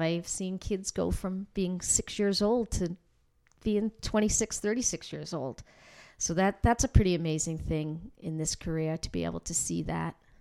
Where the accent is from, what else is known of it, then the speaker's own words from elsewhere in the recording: North Andover, Massachusetts, United States; moved away as an adult; now in Newburyport, United States; I grew up here in North Andover, second generation.